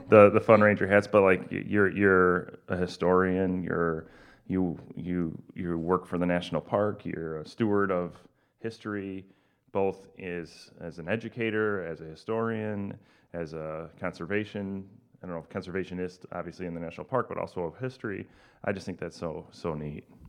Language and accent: English; United States; as an American